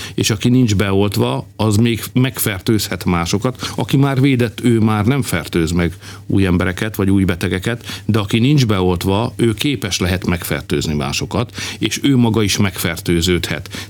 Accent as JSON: {"language": "Hungarian", "country": "Hungary", "said": "magyarok vagyunk"}